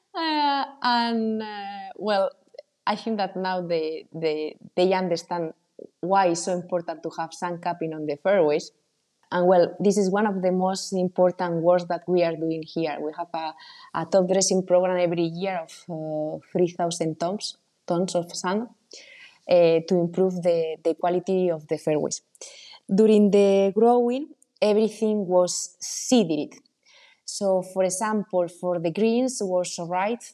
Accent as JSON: {"language": "English", "country": "Spain", "also_born_or_lived": "United States", "moved": "as an adult", "lives_now": "Italy", "said": "I am coming from Spain."}